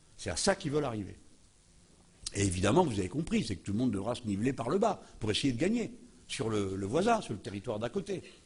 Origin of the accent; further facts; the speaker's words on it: France; je suis français.